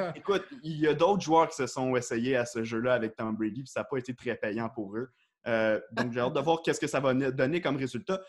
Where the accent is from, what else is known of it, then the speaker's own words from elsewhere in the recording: L'Île-Perrot, Quebec, Canada; moved away as an adult; also born or lived in Ottawa; Je viens de l'île Perrault, une petite île à l'ouest euh, donc de l'île de Montréal. J'habitais là-bas